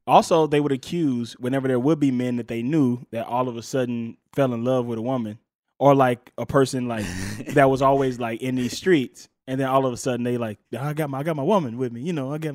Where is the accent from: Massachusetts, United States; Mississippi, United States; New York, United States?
Mississippi, United States; moved away; I'm from Mississippi